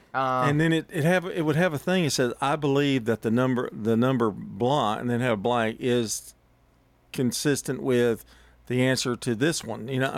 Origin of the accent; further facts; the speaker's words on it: Murfreesboro, Coffee County, Tennessee, United States; I came from Murfreesboro, and they put me in the low class in Coffee County